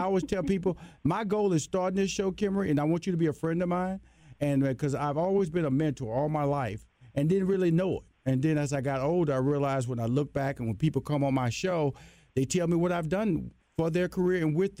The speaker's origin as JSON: {"language": "English", "town": "Houston", "region": "Texas", "country": "United States", "said": "I'm from Houston, Texas, a Southern boy, West Coast girl."}